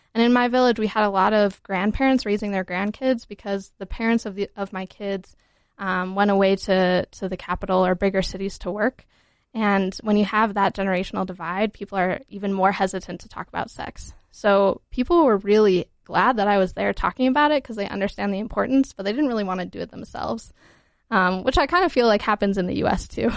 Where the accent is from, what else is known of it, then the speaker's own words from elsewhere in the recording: Holladay, Utah, United States; also born or lived in Vermont / Georgia / Botswana; I'm from Utah. I grew up in Holiday, went to Conwood High School